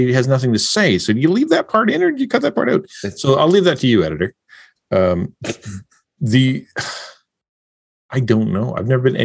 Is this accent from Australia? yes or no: no; Canada; I'm a Canadian